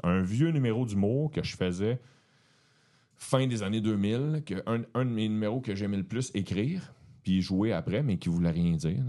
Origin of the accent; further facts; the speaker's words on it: Beauharnois, Quebec, Canada; je viens de la rive de Montréal, un village, une ville qui s'appelle Beauharnois